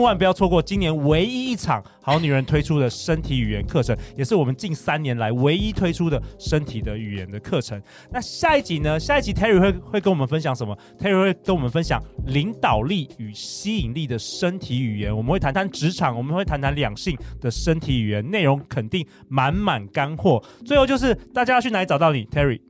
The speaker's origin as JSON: {"language": "Chinese", "country": "Taiwan", "moved": "as an adult", "said": "我们这个在这个东方社会或是台湾的社会，好像从小也很少人教我们这件事很重要。我是一直到上大学之后，我去美国的时候"}